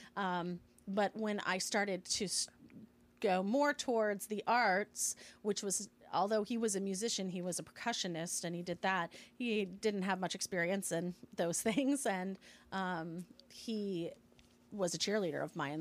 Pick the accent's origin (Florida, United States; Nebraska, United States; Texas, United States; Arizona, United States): Nebraska, United States; Lincoln; moved away as an adult; also born or lived in London; I am originally from Lincoln, Nebraska. Grew up, uh, you know, as a Midwest girl in Nebraska, but have sort of lived all over